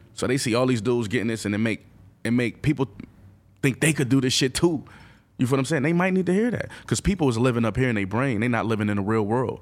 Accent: Buffalo, New York, United States; I'm from Buffalo. I'm not from the boroughs, but I'm still from New York

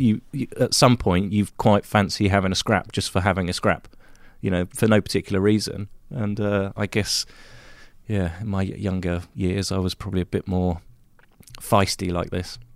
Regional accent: United Kingdom; moved away; in my home country, race on all the U K tracks again

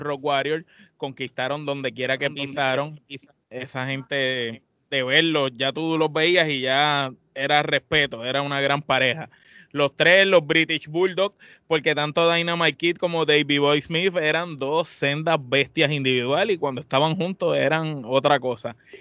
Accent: Puerto Rico; nosotros que somos de Puerto Rico

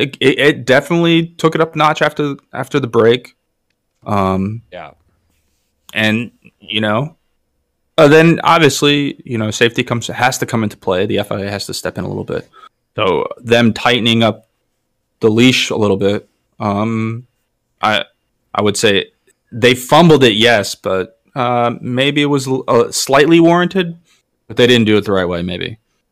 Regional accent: New York, United States; As a New Yorker and as a Mets fan, I'm not a fan of the Yankees.

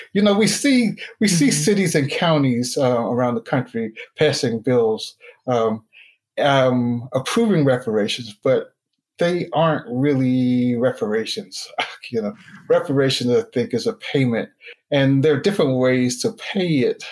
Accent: Newark, New Jersey, United States; also born or lived in Linden, New Jersey; I grew up in Newark and Linden, New Jersey. That's northern New Jersey, so closer to New York.

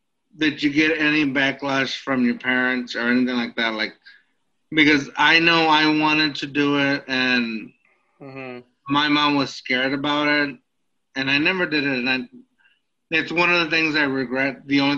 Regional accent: Texas, United States; also born or lived in Austin, Texas; And I was also from a small border town, so I didn't know. Like, San Antonio was, like, the biggest place I had been in the longest time. Other than Austin. Like, I grew up in Austin, too.

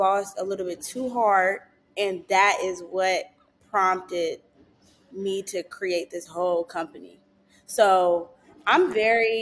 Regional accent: Prince George's County, Maryland, United States; moved away as an adult; now in Los Angeles, United States; I grew up in Maryland

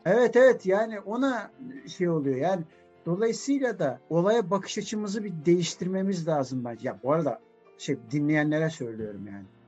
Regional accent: Turkey

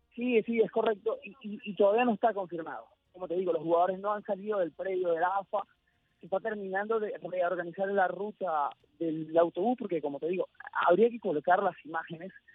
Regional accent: Venezuela; now in Buenos Aires, Argentina; yo soy venezolano

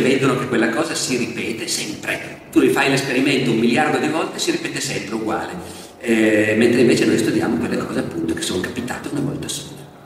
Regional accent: Turin, Piedmont, Italy; io sono di Torino

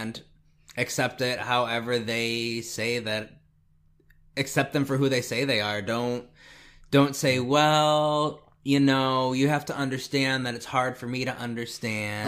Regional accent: Indiana, United States; I'm from Indiana

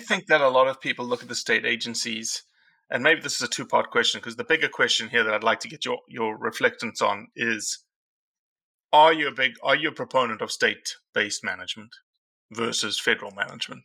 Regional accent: South Africa; now in United States; I came to this country as a South African, and there is zero public land in South Africa

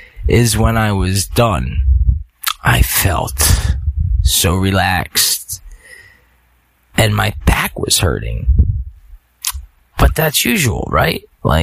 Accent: Philadelphia, Pennsylvania, United States; Sorry, I'm from Philly, so I'll say it like mind over matter.

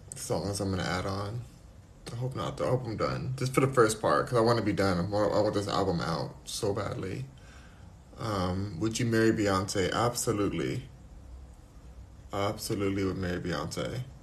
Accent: Los Angeles, California, United States; I was born

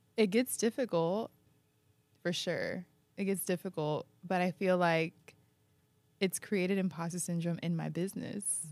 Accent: San Diego, California, United States; now in New York, United States; my hometown

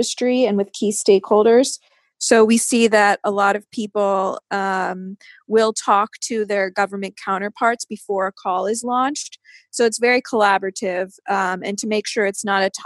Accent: United States; American myself

